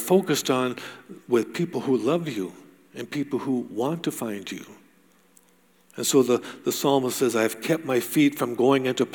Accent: United States; moved away; I grew up in the States.

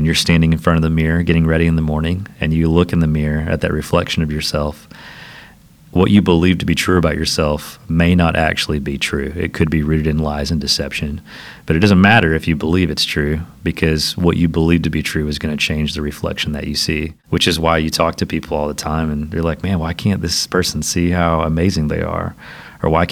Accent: Southeast Tennessee, United States; also born or lived in Nashville, Tennessee / Franklin, Tennessee; I had escaped my little small town that I grew up in Southeast Tennessee, moved to the big city of Nashville

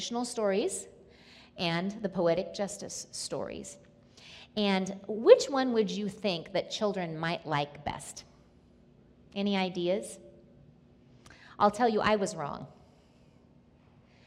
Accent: Nebraska, United States; moved away; I was born and lived in Nebraska for part of my life.

